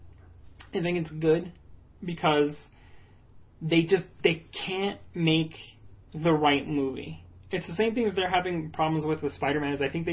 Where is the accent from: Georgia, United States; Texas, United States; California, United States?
Texas, United States; El Paso; I was born in El Paso.